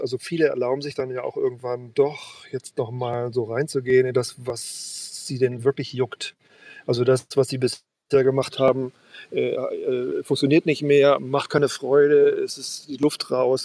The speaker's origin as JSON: {"language": "German", "town": "Worpswede", "region": "Lower Saxony", "country": "Germany", "tie": "born or raised there", "moved": "yes", "lives_now": "Sylt, Germany", "said": "Worpswede, meiner Heimat"}